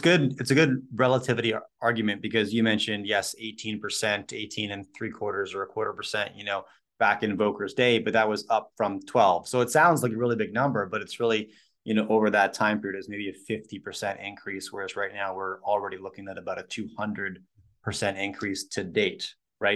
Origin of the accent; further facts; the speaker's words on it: Canada; My wife's American, I'm Canadian